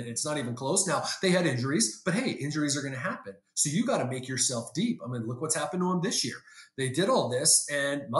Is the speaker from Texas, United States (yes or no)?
no; San Diego, California, United States; I grew up in San Diego